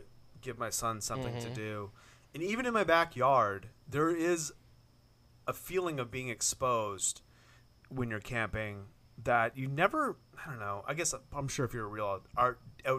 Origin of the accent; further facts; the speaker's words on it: Maine, United States; I'm from Maine